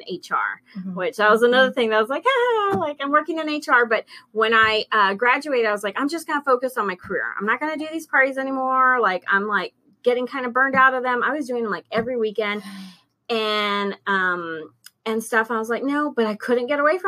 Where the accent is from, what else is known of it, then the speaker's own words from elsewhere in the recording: Alice, Texas, United States; moved away as an adult; now in San Antonio, United States; I moved here from Alice, which is like Corpus, back in 1999.